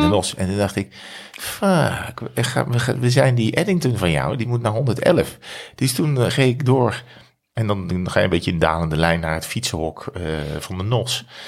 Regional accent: Breda, North Brabant, Netherlands; uiteindelijk naar Breda, waar ik geboren

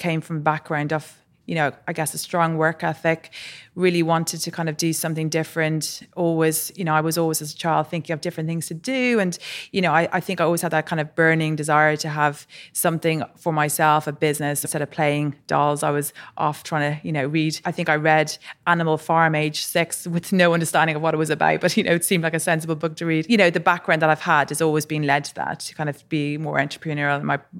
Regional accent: Ireland; So I was born and raised in Ireland. My parents moved there probably early 70s, and then both myself and my brother were born there.

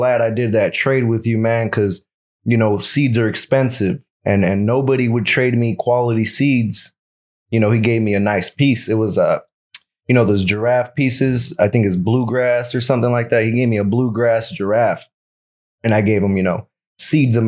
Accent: Los Angeles, California, United States; I'm from South Central Los Angeles

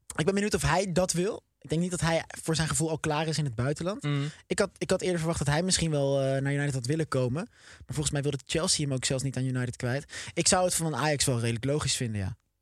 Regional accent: Oosterbeek, Gelderland, Netherlands; Ik kom zelf uit Oosterbeek. Ehm, maar ik, voel me ook wel Arnhemmer.

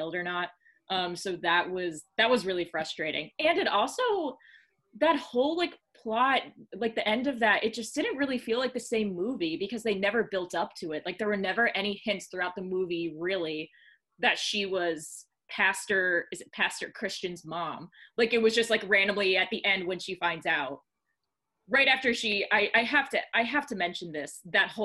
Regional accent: the South, United States; moved away; I grew up in the South

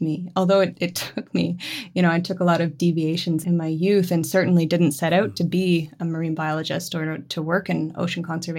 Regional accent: Moncton, New Brunswick, Canada; My family is in Moncton. So we grew up in and around Moncton, and I've spent loads of time in St. John.

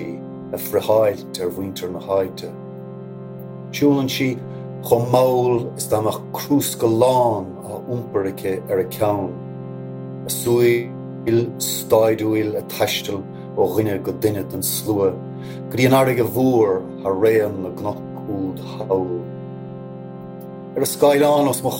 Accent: Cork, Munster, Ireland; moved away as an adult; now in Connemara Gaeltacht, Ireland; I'm from Cork originally, but living now on the edge of the Connemara Gaeltacht.

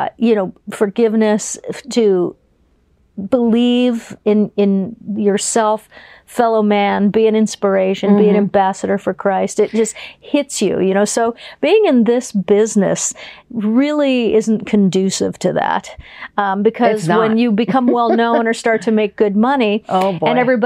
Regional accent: Fort Lauderdale, Florida, United States; I'm from Fort Lauderdale, Florida

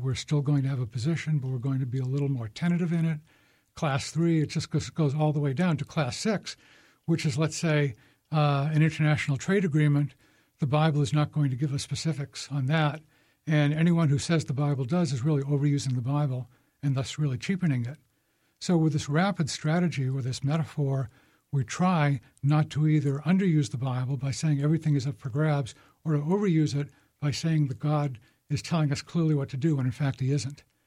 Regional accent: Boston, Massachusetts, United States; I grew up in Boston

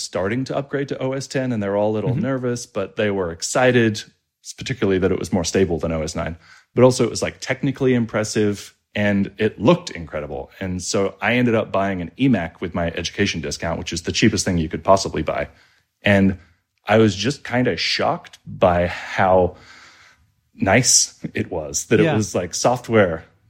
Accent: Australia; moved away as an adult; now in United States; I've been pretty lucky because I moved out to the United States when I was in my mid-20s. I grew up in Australia, despite the accent, and fell into startup land.

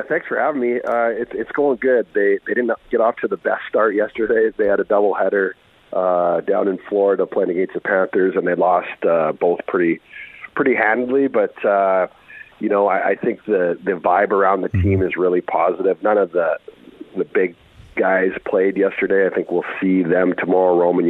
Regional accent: Red Deer, Alberta, Canada; I'm from Red Deer.

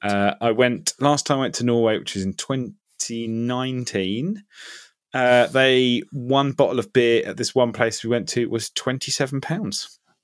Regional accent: Ipswich, East of England, United Kingdom; moved away; I have moved back to my hometown, uh, temporarily of, uh, Ipswich in Suffolk.

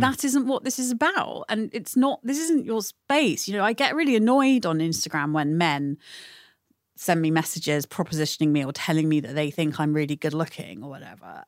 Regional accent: United Kingdom; growing up in Britain

